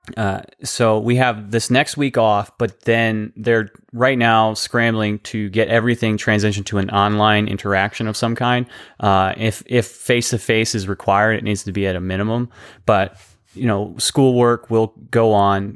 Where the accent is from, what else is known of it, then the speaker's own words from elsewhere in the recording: United States; as an American society